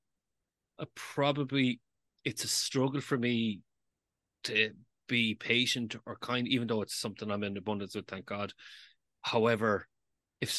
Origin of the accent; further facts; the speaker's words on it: Galway, Connacht, Ireland; I am from Galway, which is the city of tribes. I'm a proud tribesman